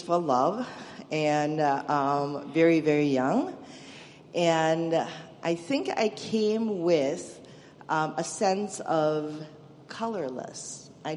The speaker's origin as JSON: {"language": "English", "country": "Malaysia", "tie": "born or raised there", "moved": "as an adult", "lives_now": "United States", "said": "originally, I'm from Malaysia. It's a Muslim country. I was raised a Buddhist and a Hindu um, in a bit of a chaotic family, actually. Um, Malaysia is a multi ethnic multi ethnic country, so you know you're exposed to a lot of different ethnicity and religion, and and that's how I grew up"}